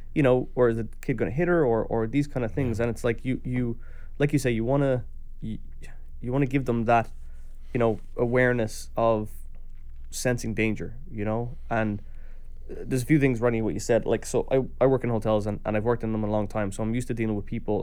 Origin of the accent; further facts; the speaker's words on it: Ireland; as an Irish person